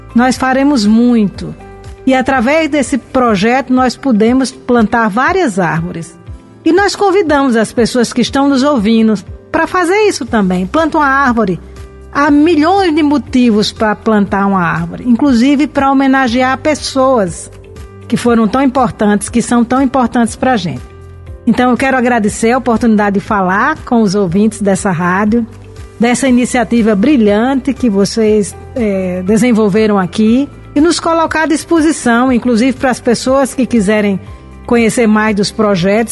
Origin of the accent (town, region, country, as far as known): Brazil